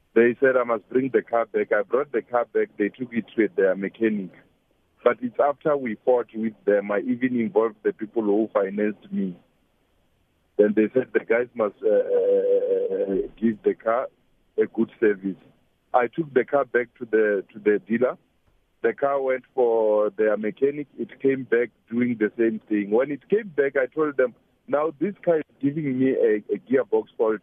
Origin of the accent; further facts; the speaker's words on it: Limpopo, South Africa; I'm actually from Limpopo